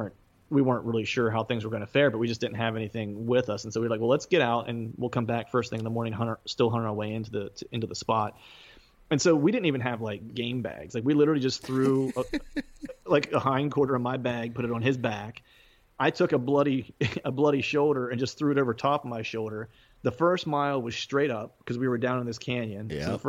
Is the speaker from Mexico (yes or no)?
no; Pennsylvania, United States; now in Philadelphia, United States; Yeah, South Central Pennsylvania. I live in Eastern PA now, just in the suburbs of Philadelphia.